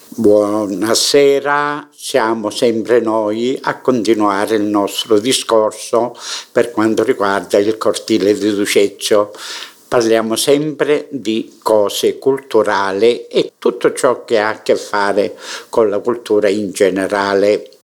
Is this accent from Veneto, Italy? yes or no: no; Mineo, Sicily, Italy; nella storia del mio paese